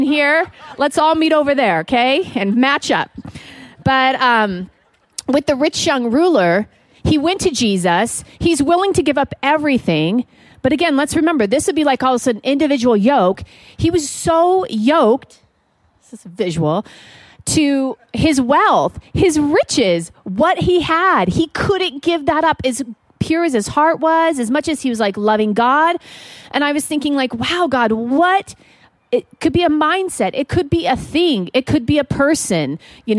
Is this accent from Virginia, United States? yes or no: no; Montana, United States; I am from Montana